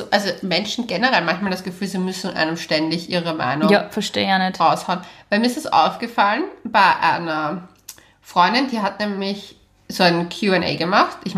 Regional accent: Braunau am Inn, Upper Austria, Austria; moved away; aus Braunau. Oh, meine Heimatstadt.

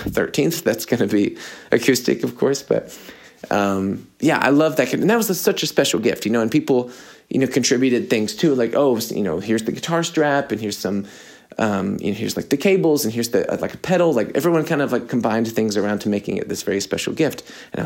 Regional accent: United States; I'm American

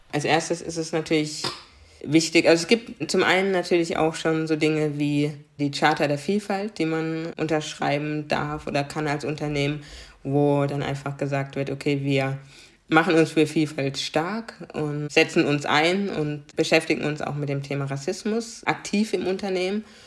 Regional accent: Karlsruhe, Baden-Württemberg, Germany; first language German; ich bin in Karlsruhe geboren, ich kenne nichts anderes und ich bin Karlsruherin.

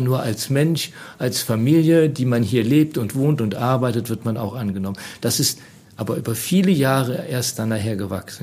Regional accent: Trier, Rhineland-Palatinate, Germany; moved away as an adult; now in Neuwied, Germany; ich komme aus Rheinland-Pfalz, bin ein echter Trierer und da bin ich auch groß geworden in dieser Stadt

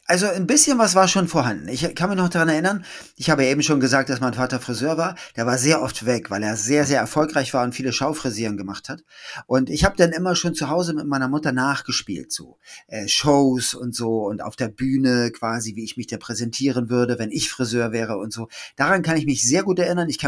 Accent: Schleswig-Holstein, Germany; also born or lived in Hamburg; … in Hamburg geboren am 9. Mai 68 in Altona und bin aufgewachsen, äh, aber dann in Schleswig-Holstein

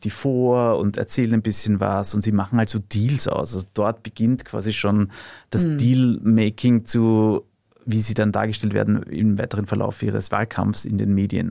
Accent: Austria; bei uns in Österreich

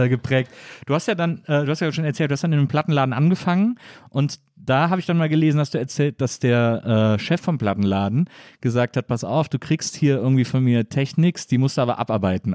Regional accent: Cologne, North Rhine-Westphalia, Germany; Köln, ich komme ja aus Köln

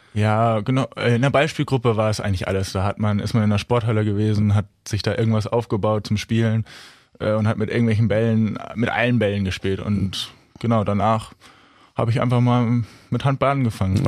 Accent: Kollmar, Schleswig-Holstein, Germany; ich komme aus Kolmar

